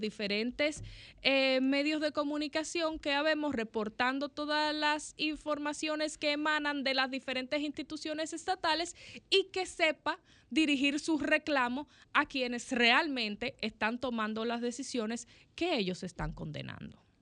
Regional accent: Dominican Republic; nosotros como dominicanos

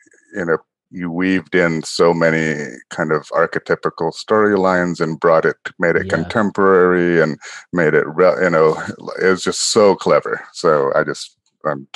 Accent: Jakarta, Indonesia; moved away; I was born and raised in Jakarta, Indonesia

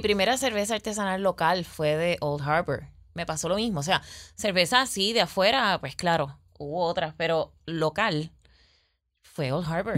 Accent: Peñuelas, Puerto Rico; moved away as an adult; also born or lived in Arecibo; mi pueblito amado, que es el pueblito de Peñuelas, eh, em, me mudo a Arecibo

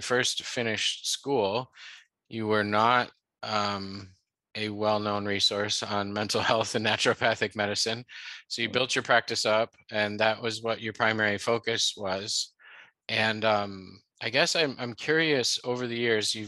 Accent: Chicago, Illinois, United States; now in California, United States; I'm from Chicago and we say pop

